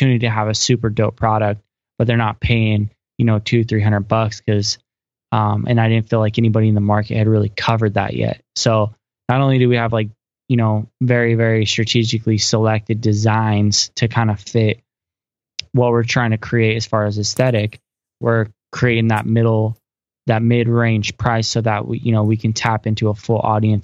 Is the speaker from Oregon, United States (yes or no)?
yes; Coos Bay, Oregon, United States; now in Salem, United States; So I'm from Coos Bay, Oregon. It's just a little coastal town in Oregon. And I grew up there.